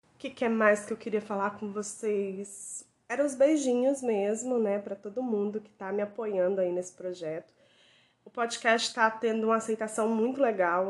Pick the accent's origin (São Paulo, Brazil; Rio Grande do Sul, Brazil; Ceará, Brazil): Ceará, Brazil; moved away; lá na minha terrinha no Ceará